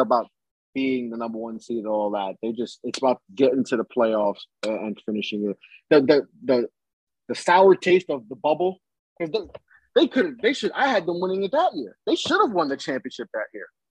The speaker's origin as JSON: {"language": "English", "town": "New York City", "region": "New York", "country": "United States", "said": "I'm from New York City"}